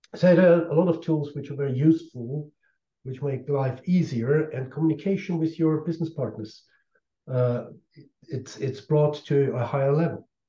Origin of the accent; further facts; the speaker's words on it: Austria; in my home country in Austria